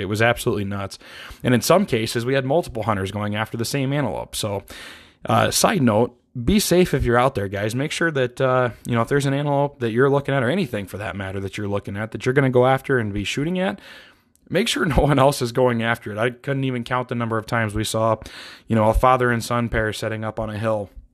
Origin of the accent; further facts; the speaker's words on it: Iowa, United States; moved away as an adult; also born or lived in East Coast; now in Montana, United States; I grew up in the Midwest in Iowa